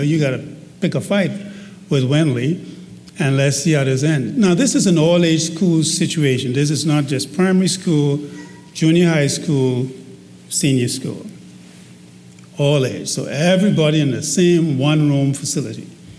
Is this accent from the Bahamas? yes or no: yes; Mastic Point, North Andros, Bahamas; in the little rural community of Mastic Point.